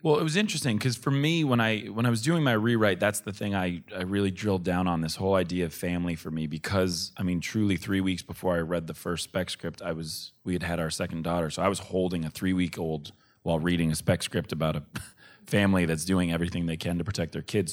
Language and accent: English; Boston, Massachusetts, United States; I grew up in Boston